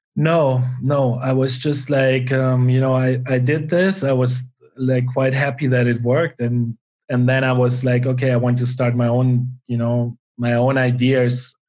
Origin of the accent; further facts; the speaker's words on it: Germany; now in Spain; I grew up, um, yeah, in a small town in Germany